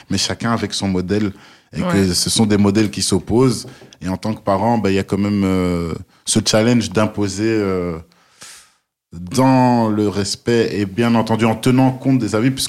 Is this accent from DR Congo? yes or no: yes; DR Congo; tu sais, moi en tant que Congolais, euh, il y a un plat qui chez nous est, frit et, dont tout le monde raffole, c'est le pondou.